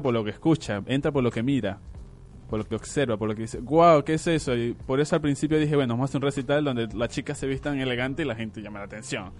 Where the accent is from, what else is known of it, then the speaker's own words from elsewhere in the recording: Venezuela; now in Argentina; soy venezolano